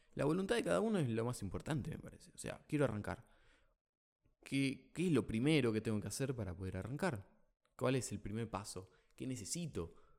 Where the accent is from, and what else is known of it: Argentina